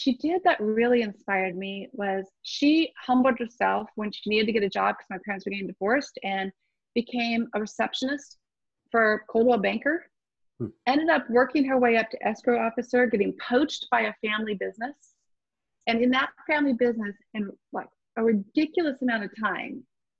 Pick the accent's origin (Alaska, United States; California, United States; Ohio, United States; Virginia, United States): California, United States; Orange County; Born and raised in Orange County, California.